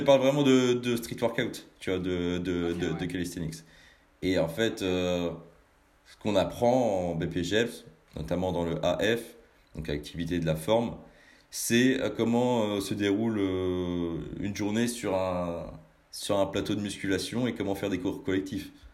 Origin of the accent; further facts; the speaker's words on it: Rennes, Brittany, France; je viens pas de Paname, mais plus, euh, mais plus de, de Bretagne je viens du, côté de, Rennes